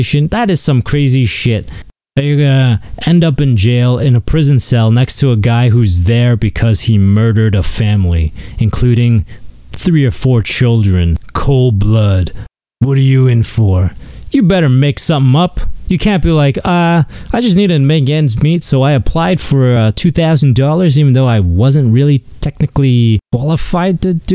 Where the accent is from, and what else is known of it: Canada